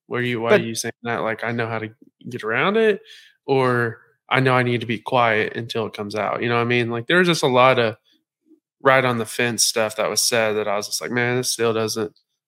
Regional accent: Central Oklahoma, United States; I'm from Central Oklahoma

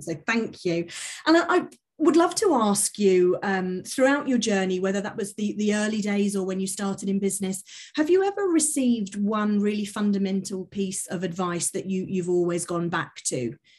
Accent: Milton Keynes, South East England, United Kingdom; in my hometown, Milton Keynes

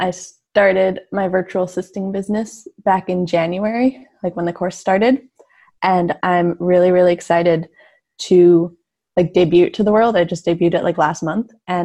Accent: Salmon Arm, British Columbia, Canada; moved away as an adult; now in Victoria, Canada; I'm from like a really small town in like mid BC.

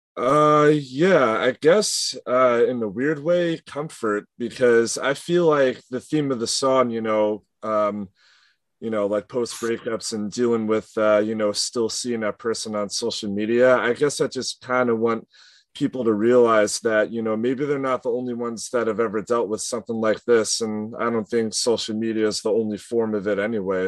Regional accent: Long Island, New York, United States; we're from Long Island, east of like New York City.

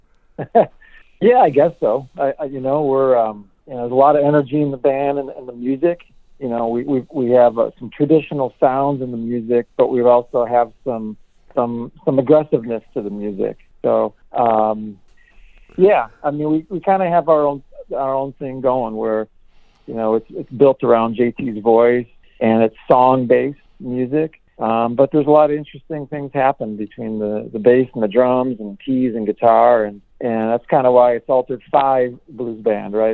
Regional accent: Milwaukee, Wisconsin, United States; we're from Milwaukee

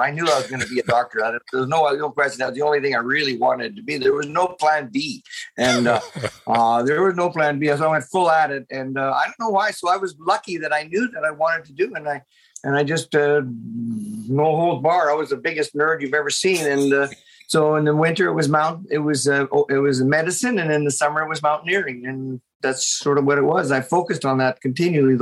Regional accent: Lethbridge, Alberta, Canada; moved away; also born or lived in Ontario; I'm actually a prairie kid. I grew up in Southern Alberta, Lethbridge

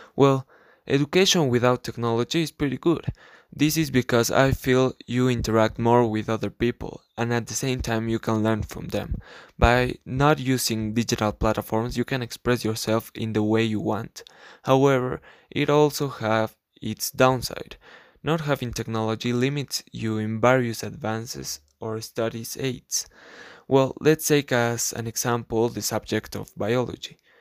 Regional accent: La Paz, Bolivia; English is a second language; I am from La Paz, Bolivia

